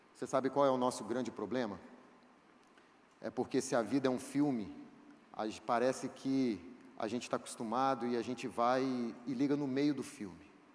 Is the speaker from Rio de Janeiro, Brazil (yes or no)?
yes; Itaperuna, Rio de Janeiro, Brazil; Eu sou de Itaperuna